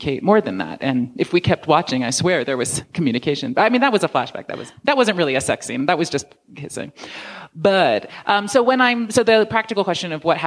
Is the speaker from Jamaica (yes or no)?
no; New York, United States; I grew up in New York